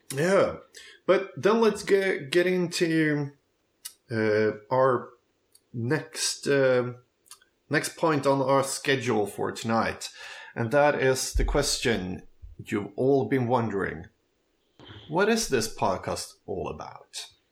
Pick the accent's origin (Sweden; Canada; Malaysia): Sweden; Köping, Västmanland; moved away as an adult; now in Stockholm, Sweden; I grew up um, in the countryside in a town called Köping